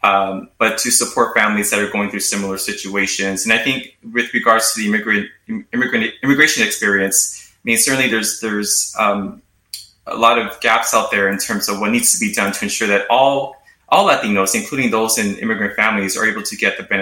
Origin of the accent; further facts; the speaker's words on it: Los Angeles, California, United States; my personal experience growing up in Los Angeles